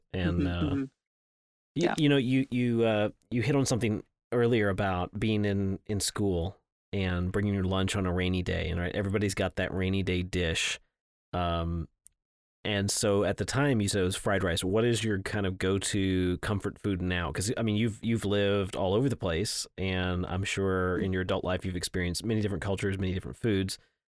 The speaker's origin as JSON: {"language": "English", "region": "Scotland", "country": "United Kingdom", "tie": "born or raised there", "moved": "yes", "lives_now": "Houston, United States", "said": "I grew up in Scotland."}